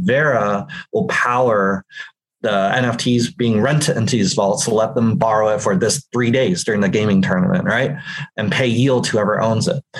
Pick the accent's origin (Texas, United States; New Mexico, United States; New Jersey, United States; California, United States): California, United States; San Francisco Bay Area; I'm born and raised in the San Francisco Bay Area, here in the heart of Silicon Valley.